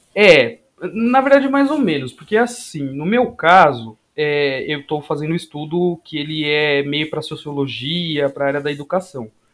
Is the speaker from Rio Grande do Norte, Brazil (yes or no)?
no; Guarulhos, São Paulo, Brazil; also born or lived in Limeira; eu sou de Guarulhos, da, da terra do aeroporto